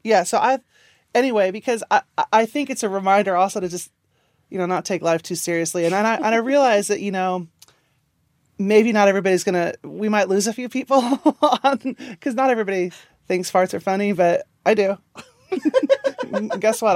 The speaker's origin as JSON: {"language": "English", "region": "Kansas", "country": "United States", "tie": "born or raised there", "moved": "yes", "said": "I grew up in Kansas."}